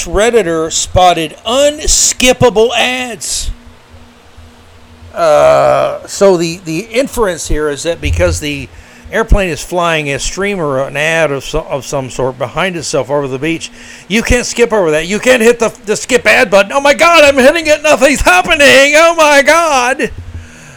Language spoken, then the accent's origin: English; Florida, United States; I grew up in Florida